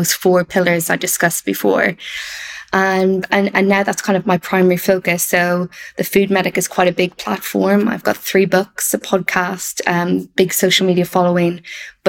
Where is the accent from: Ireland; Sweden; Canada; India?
Ireland; moved away as an adult; also born or lived in Wales; I grew up in Ireland, if people can't pick up from the accent